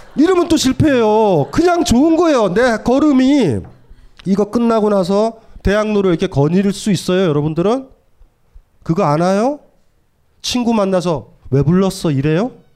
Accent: Hamyang, South Gyeongsang, South Korea; 제가 경남 함양이고

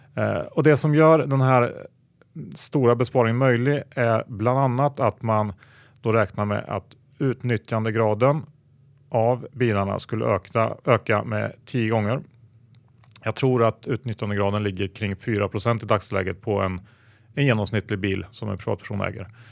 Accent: Värmland, Sweden; jag är ju från Värmland vilket eh, betyder att man är typ seminorsk.

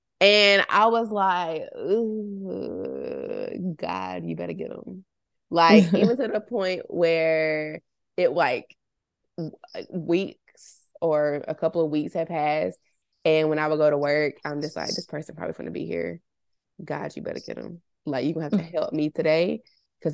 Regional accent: Somerville, Massachusetts, United States; We're from Somerville, and working at like mills, we call them mills in Somerville, which is just like industrial type places.

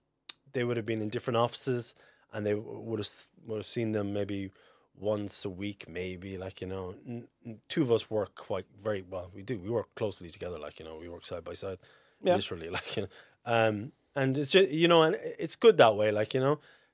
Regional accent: Fermoy, Munster, Ireland; Like, I'm from Fermoy, just outside Fermoy.

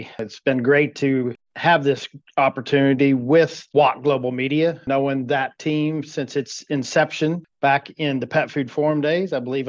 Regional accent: Sabetha, Kansas, United States; my hometown community of Sabetha, Kansas. So Sabetha, Kansas, for those that don't know, is about a population of 2,500 people

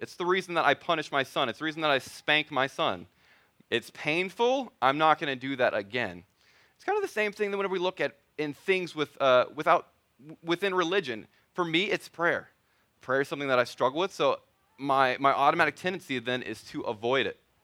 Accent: Missouri, United States; moved away; my wife, Wendy, we're both originally from Missouri.

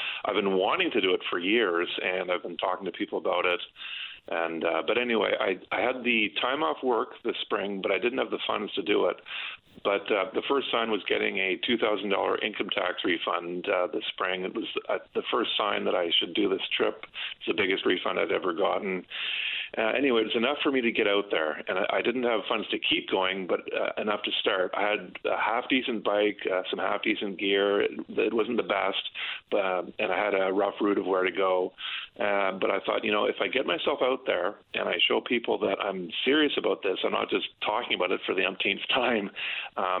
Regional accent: St. Andrews, New Brunswick, Canada; I'm from St. Andrews, New Brunswick

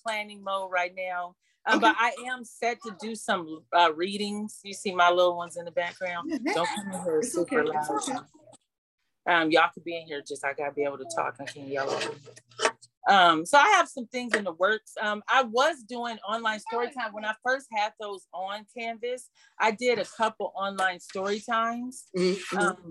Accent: Toledo, Ohio, United States; now in Seattle, United States; my hometown of Toledo

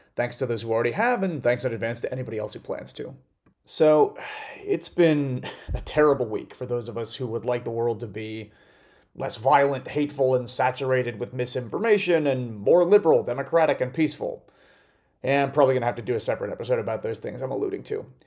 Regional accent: United States; as an American

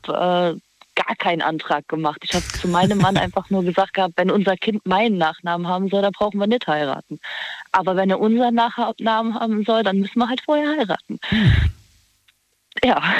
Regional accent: Trier, Rhineland-Palatinate, Germany; ich komme aus Trier

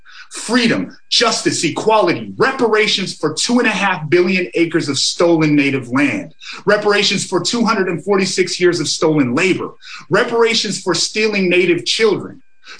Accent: Amskapi Piikani Nation, Montana, United States; I come from the Amskapi Pukani Nation.

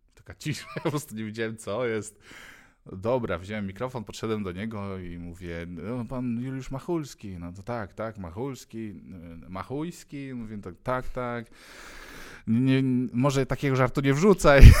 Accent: Ulaanbaatar, Mongolia; now in Poland; skąd pochodzę, no mówię z One Bator

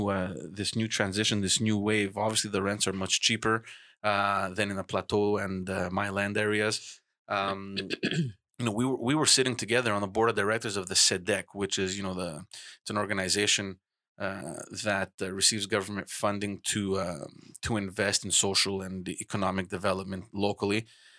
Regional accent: Montreal, Quebec, Canada; I remember growing up in Park Concession, we didn't have a police station.

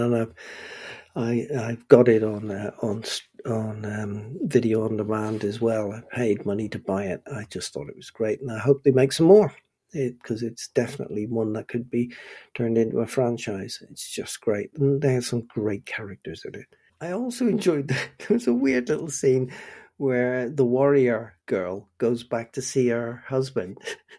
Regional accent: Northern Ireland, United Kingdom; now in Bristol, United Kingdom; way back in 1977, when I moved from Northern Ireland to Bristol

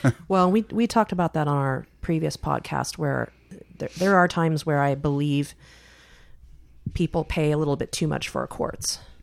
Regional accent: Silicon Valley, California, United States; moved away as an adult; we grew up in Silicon Valley where you could have a two income family and still be broke.

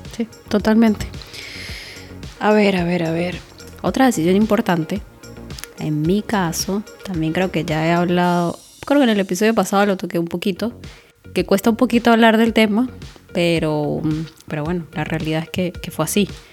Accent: Táchira, Venezuela; moved away; estudié en la Universidad de los Andes, pero en el núcleo Táchira, que es en mi ciudad, de donde soy.

